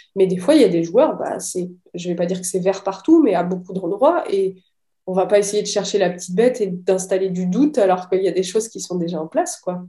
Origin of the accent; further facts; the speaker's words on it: Metz, Grand Est, France; moved away; also born or lived in Rennes; je suis de Metz